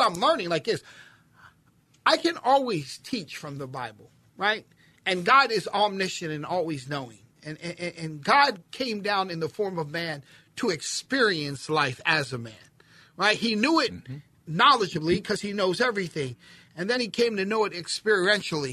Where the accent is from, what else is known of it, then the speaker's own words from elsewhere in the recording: Philadelphia, Pennsylvania, United States; I'm a city kid, right? I'm from Philly